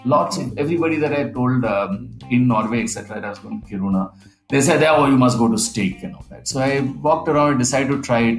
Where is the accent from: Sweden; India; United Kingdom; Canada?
India; I'm from India